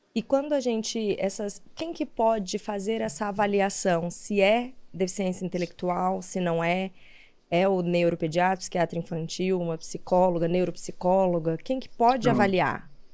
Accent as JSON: {"language": "Portuguese", "town": "São José do Rio Preto", "region": "São Paulo", "country": "Brazil", "said": "eu sou do interior de São Paulo, né? De São José do Rio Preto"}